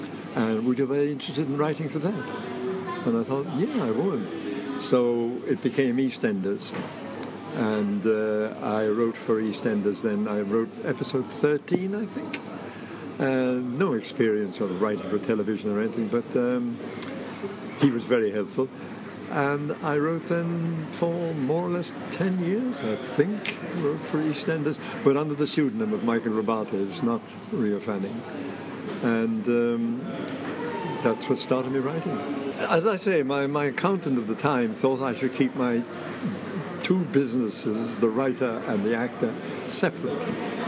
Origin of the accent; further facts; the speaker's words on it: Ireland; Well, I'm Irish, as you know, and my father wanted to go into the theatre.